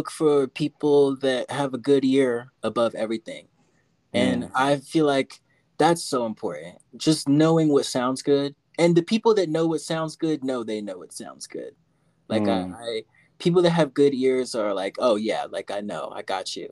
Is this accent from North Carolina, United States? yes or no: no; Virginia Beach, Virginia, United States; now in Denver, United States; my hometown of Virginia, 757 Virginia Beach